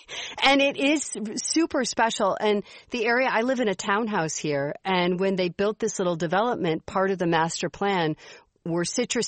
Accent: Midwest, United States; now in Arizona, United States; I grew up in the Midwest.

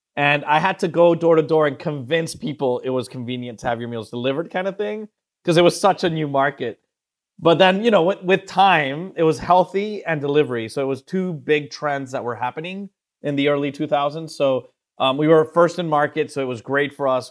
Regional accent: Venezuela; moved away as an adult; also born or lived in Miami; I'm originally from Venezuela and South America

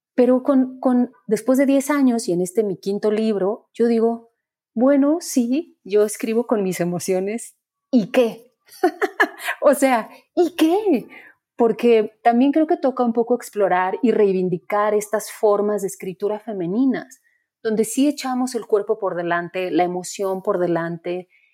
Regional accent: Mexico; en el lugar de donde vengo yo, que es todavía el interior de la República, con mucha pobreza, estudiando en una escuela pública

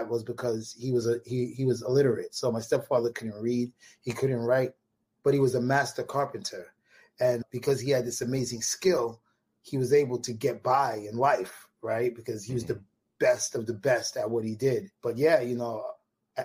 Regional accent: New York City, New York, United States; I grew up in Marlboro Projects, which is between Coney Island and Bensonhurst.

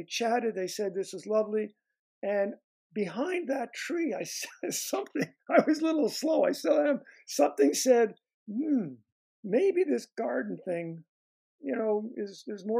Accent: Canada; moved away as an adult; also born or lived in Montreal area; now in United States; my time in Canada, it's because that's where I grew up.

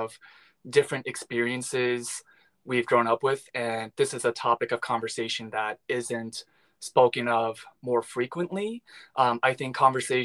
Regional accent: Long Island, New York, United States; moved away as an adult; now in Los Angeles, United States; I was born and raised in New York. I'm Korean American.

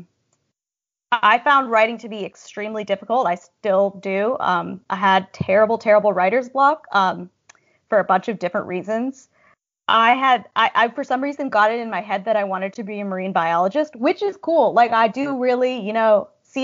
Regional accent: Berkeley, California, United States; moved away as an adult; now in New York, United States; I grew up in the San Francisco Bay Area, in Berkeley

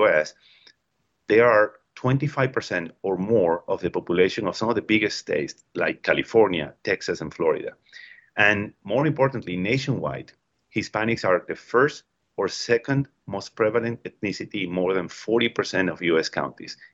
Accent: Venezuela; moved away; also born or lived in Peru / Mexico / Colombia; I grew up in Venezuela, I live in Peru, I live in Mexico, I work in Colombia

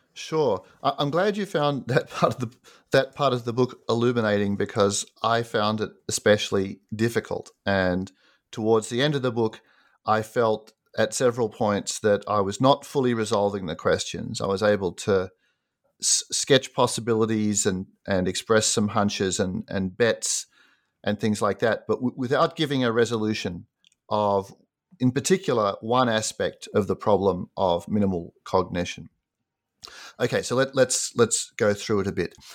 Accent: Sydney, New South Wales, Australia; moved away as an adult; also born or lived in United States; I grew up in Sydney, Australia, and did an undergraduate degree there.

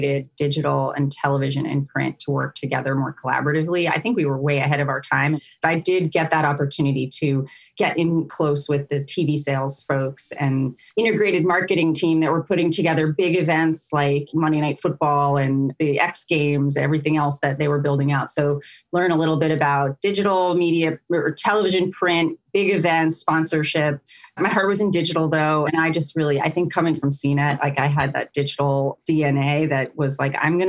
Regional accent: New York, United States; moved away as an adult; also born or lived in West Coast; I was originally from New York and the East Coast

